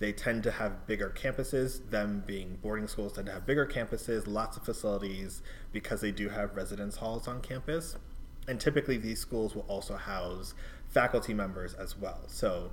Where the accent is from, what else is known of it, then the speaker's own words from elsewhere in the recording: New York City, New York, United States; now in Massachusetts, United States; New York City, where I grew up